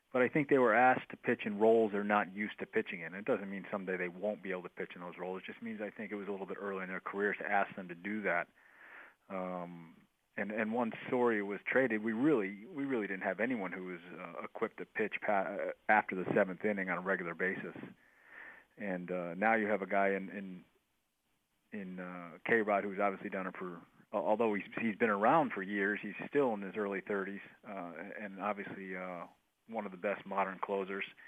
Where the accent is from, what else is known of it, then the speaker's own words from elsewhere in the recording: Northeast, United States; moved away; I grew up in the Northeast.